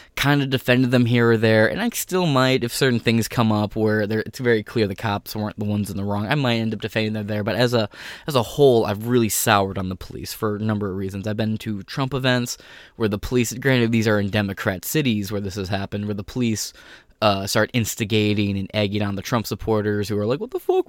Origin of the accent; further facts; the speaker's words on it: United States; as an American